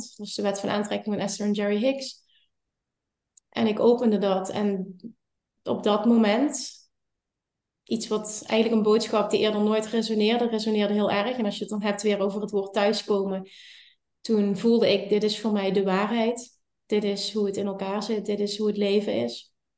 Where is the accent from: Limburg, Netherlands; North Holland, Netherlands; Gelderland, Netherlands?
Limburg, Netherlands; ik kom uit Limburg